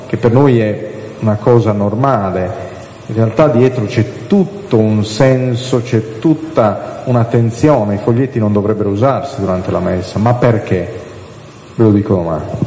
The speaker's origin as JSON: {"language": "Italian", "region": "Sardinia", "country": "Italy", "said": "io vengo dalla Sardegna, non so se si è capito dall'accento"}